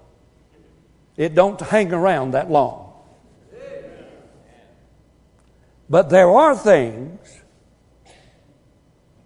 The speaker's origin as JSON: {"language": "English", "town": "Wilmington", "region": "California", "country": "United States", "tie": "born or raised there", "said": "where I was raised in Wilmington, California"}